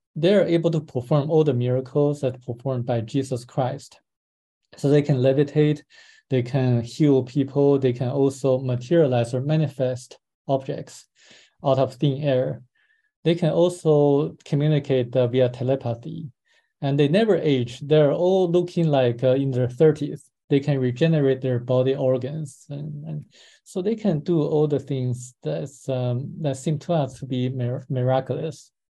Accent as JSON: {"language": "English", "region": "Beijing", "country": "China", "tie": "born or raised there", "moved": "yes", "lives_now": "Los Angeles, United States", "said": "I was born in Beijing in 1978"}